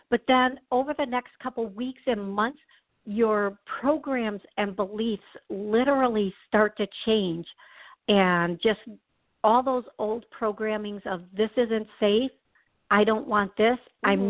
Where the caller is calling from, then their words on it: Minnesota, United States; I'm calling from Minnesota.